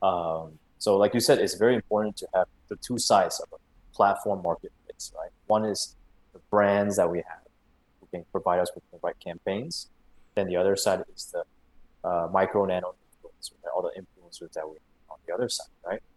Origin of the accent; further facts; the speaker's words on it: Singapore; also born or lived in United States; I grew up in Singapore most of my life